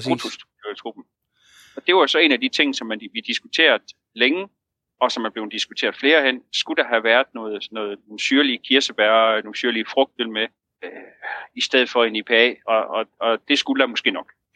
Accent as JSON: {"language": "Danish", "region": "Jutland", "country": "Denmark", "said": "nu er vi to jyder"}